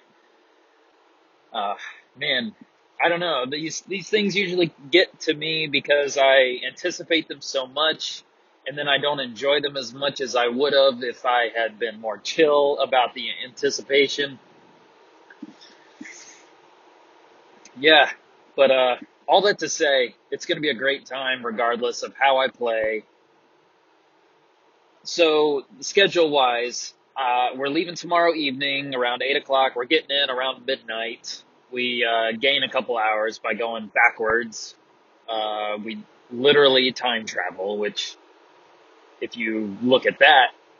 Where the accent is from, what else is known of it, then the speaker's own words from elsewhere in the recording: North Carolina, United States; now in Apex, United States; We're both from North Carolina. We are now both from the Triangle of North Carolina. He's from Cary. I'm now from Apex